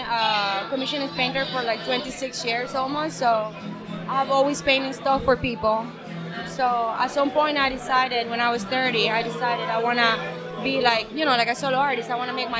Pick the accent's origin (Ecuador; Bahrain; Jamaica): Ecuador; English is a second language; now in United States; I am from Ecuador, South America.